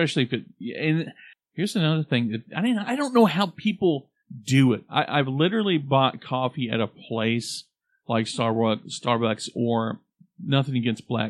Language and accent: English; Oklahoma, United States; we're from Oklahoma